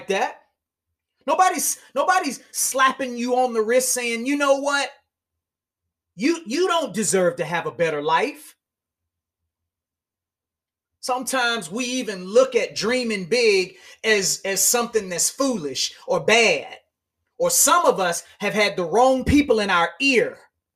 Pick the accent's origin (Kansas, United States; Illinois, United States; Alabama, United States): Alabama, United States; Montgomery; I'm still from Montgomery, Alabama.